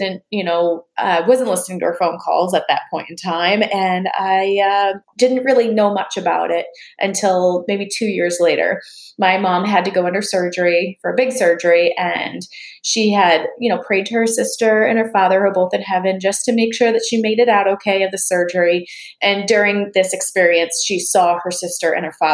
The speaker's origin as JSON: {"language": "English", "town": "Boston", "region": "Massachusetts", "country": "United States", "tie": "born or raised there", "moved": "yes", "lives_now": "Los Angeles, United States", "said": "So I was born and raised in Boston, Mass. Good old Boston."}